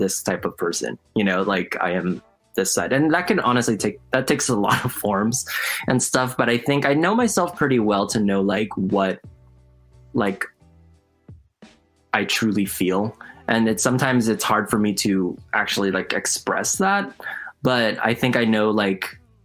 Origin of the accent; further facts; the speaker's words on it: California, United States; I was raised obviously in California